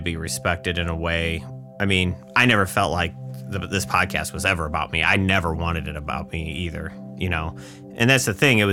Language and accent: English; Northwest Indiana, United States; I grew up on a farm. In Indiana? Yeah, Northwest Indiana here